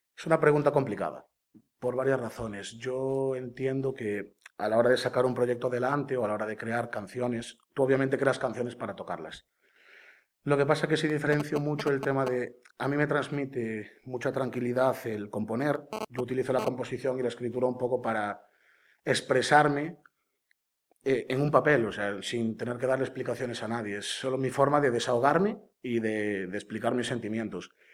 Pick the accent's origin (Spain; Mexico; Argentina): Spain; Caldas de Reis, Galicia; de Caldas de Reis, eh, nací allí, viví allí toda mi vida